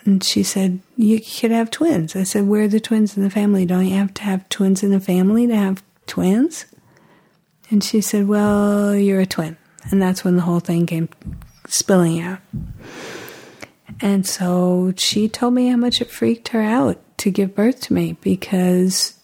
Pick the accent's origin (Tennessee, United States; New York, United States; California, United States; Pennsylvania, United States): New York, United States; New York City; I remember the room that I was born in Manhattan General Hospital